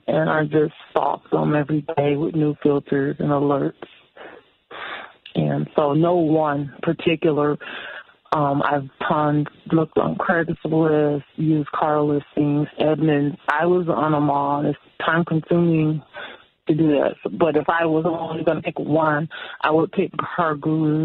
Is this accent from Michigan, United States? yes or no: yes; Pontiac, Michigan, United States; I am from Pontiac